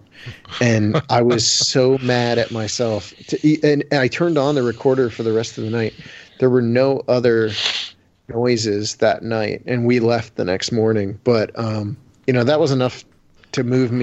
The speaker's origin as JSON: {"language": "English", "town": "Canton", "region": "Ohio", "country": "United States", "tie": "born or raised there", "said": "I'm not a city boy, but I'm from Ohio"}